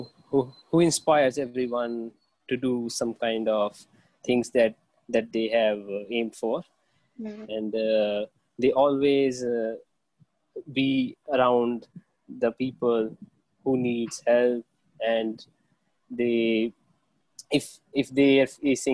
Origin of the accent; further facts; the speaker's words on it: India; also born or lived in Jalandhar, Punjab; I'm from India. So I'm living in Jalandhar, which is located in Punjab.